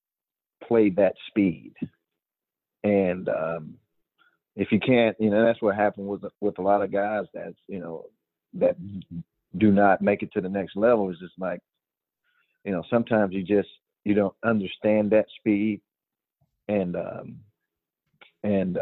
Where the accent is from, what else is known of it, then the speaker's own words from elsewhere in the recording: Georgia, United States; I was a Georgia boy. I was born in Georgia